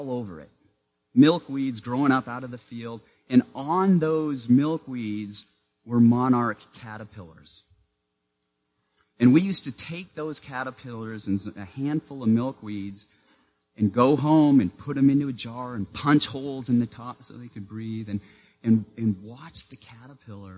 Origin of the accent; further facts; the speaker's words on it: Maine, United States; Growing up in Maine in the small town where I lived, I was what the school district called a walker